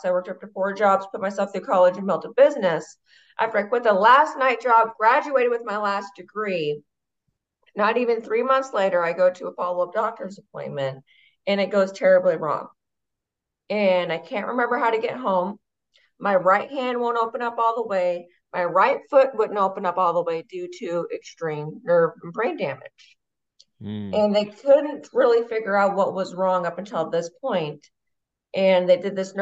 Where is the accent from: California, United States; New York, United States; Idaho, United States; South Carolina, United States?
Idaho, United States; Boise; So I'm from Boise, Idaho, born and raised